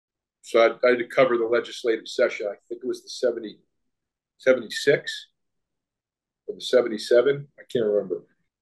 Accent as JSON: {"language": "English", "region": "East Coast", "country": "United States", "tie": "born or raised there", "also_born_or_lived": "Austin, Texas", "moved": "as an adult", "said": "I was a kid from the East Coast who had never lived anywhere or really ever visited anywhere outside of the East Coast. I had visited Austin once before moving here"}